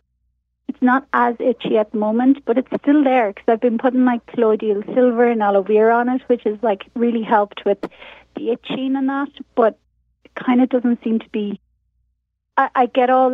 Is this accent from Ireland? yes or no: yes; Ireland; now in Oaxaca, Mexico; I am in Mexico. I live in Oaxaca, but I'm Irish originally